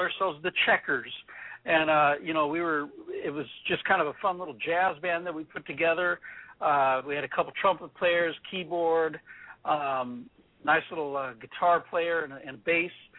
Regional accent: Orange County, California, United States; now in Alaska, United States; I grew up in Orange County, California.

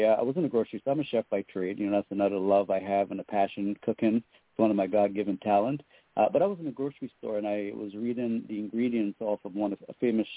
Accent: U.S. Virgin Islands; also born or lived in Trinidad and Tobago / Florida; now in Seattle, United States; I was born in Trinidad and Tobago in the Caribbean. I grew up in St. Croix in the U.S. Virgin Islands

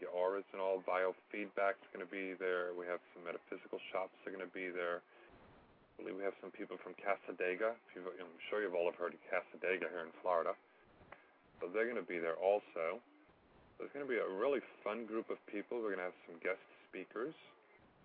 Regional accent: Canada; I'm French Canadian

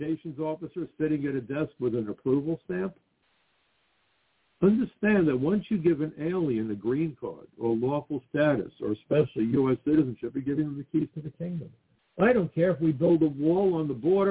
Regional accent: New York City, New York, United States; I came from Brooklyn

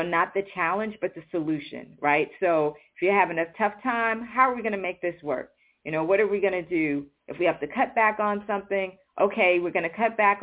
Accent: New York City, New York, United States; I grew up in New York City

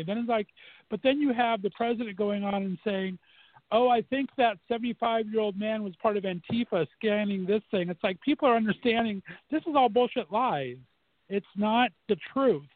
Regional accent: Southern California, United States; moved away as an adult; also born or lived in Northeast Ohio; now in Ohio, United States; I was born and raised in Southern California for 29 years, and I've been banished to Northeast Ohio for 17 now.

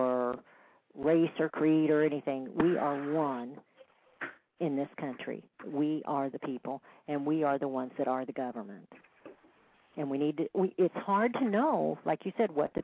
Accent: Kansas City, Missouri, United States; I came from Kansas City.

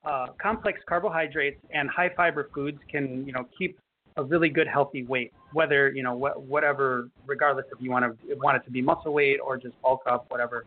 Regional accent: Chicago, Illinois, United States; now in Florida, United States; I'm from Chicago

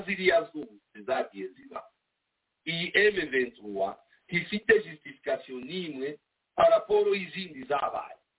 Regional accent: DR Congo; accent: Kinyamulenge; first language Kinyamulenge; turi abanyekongo bavundi batwitwa abarwandafone ntabwo turi abarwandafone turi abantu bavuga ururimi rw'ikinyamurenge

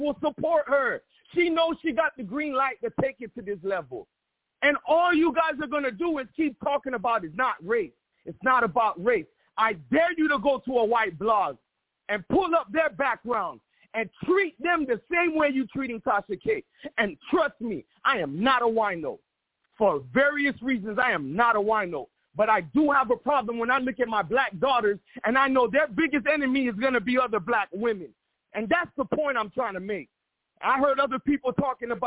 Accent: United States; now in Miami, United States; I am brought here by Haitian parents. I was born and raised in America

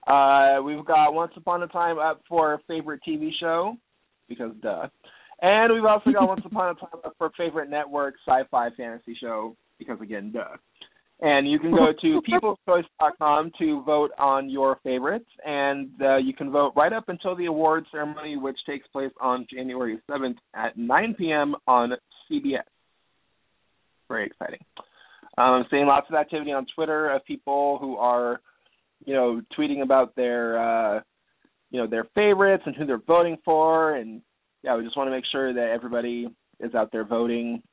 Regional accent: Seattle, Washington, United States; now in Southern California, United States; I'm from Seattle

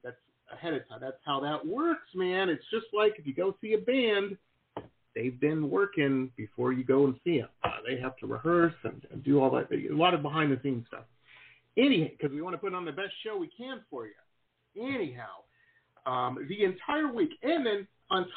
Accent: Detroit, Michigan, United States; moved away as an adult; also born or lived in Boston; I grew up in Metro Detroit

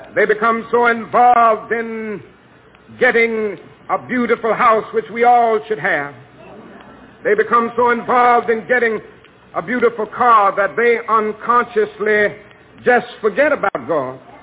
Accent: Georgia, United States; my home state of Georgia

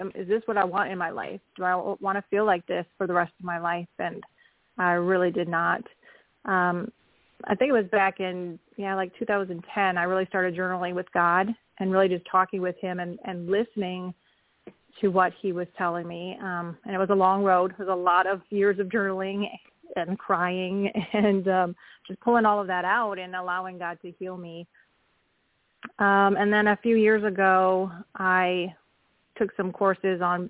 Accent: Wisconsin, United States; also born or lived in Oklahoma; now in Kansas, United States; I am calling in from Kansas, and I grew up in Wisconsin

